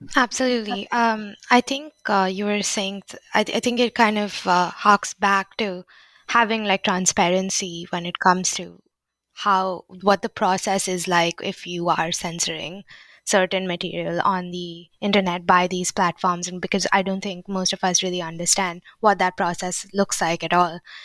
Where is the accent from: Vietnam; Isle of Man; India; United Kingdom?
India; I'm Indian